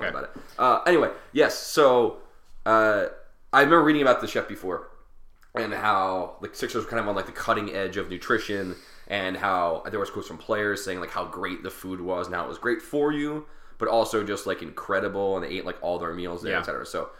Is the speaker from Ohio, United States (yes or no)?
no; Philadelphia, Pennsylvania, United States; This is the curse of being a Philadelphian